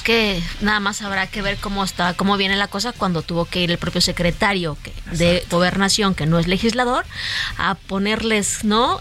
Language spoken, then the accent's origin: Spanish; Mexico; como mexicanos